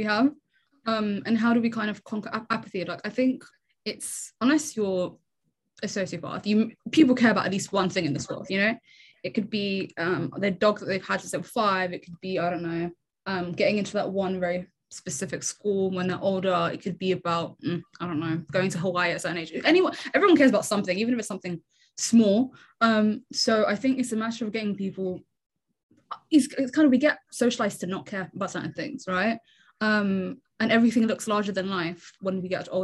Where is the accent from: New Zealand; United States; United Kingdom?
United Kingdom; England; born or raised there; also born or lived in Ottawa, Canada